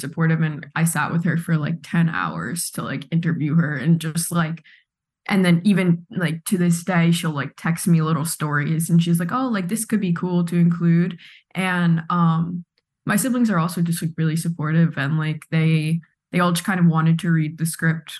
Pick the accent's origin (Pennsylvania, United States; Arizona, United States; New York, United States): New York, United States; Pearl River; For anyone who knows Pearl River, it really just is like everyone's from Ireland, a few people from England. I'm 100% Irish